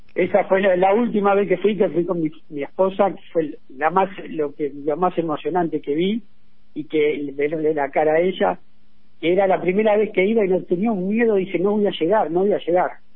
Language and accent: Spanish; Argentina; somos todos argentinos, no somos distintos